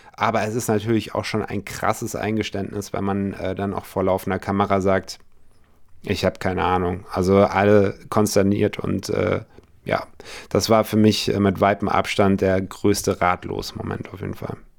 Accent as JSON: {"language": "German", "town": "Munich", "region": "Bavaria", "country": "Germany", "moved": "yes", "said": "ich komme aus München halt ursprünglich"}